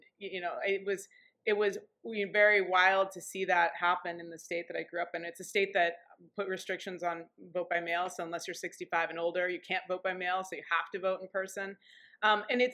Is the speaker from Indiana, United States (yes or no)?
yes; Indianapolis, Indiana, United States; moved away; also born or lived in Washington, D.C.; growing up in Indianapolis, Indiana